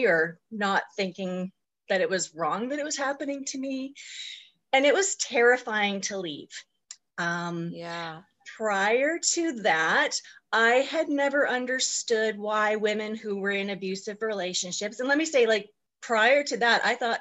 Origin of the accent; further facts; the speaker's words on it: Vancouver Island, British Columbia, Canada; also born or lived in Okanagan Valley, British Columbia; I was born on Vancouver Island, also in British Columbia, in 1968. I am definitely in midlife. I am currently 52. I lived on the island until 1999